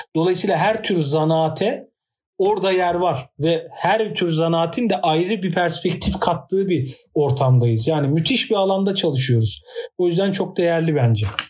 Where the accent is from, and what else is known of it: Turkey